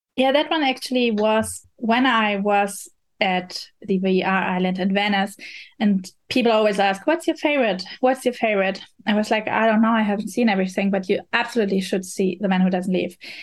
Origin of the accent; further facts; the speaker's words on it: Berlin, Germany; English is a second language; I'm coming from Berlin, Germany